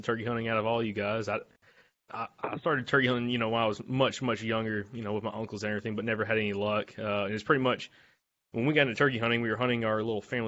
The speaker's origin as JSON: {"language": "English", "region": "Alabama", "country": "United States", "moved": "yes", "lives_now": "Georgia, United States", "said": "my home state of Alabama"}